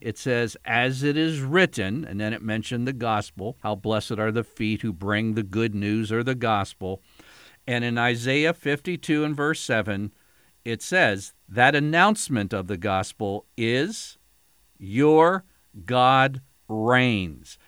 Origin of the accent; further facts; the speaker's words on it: United States; as an American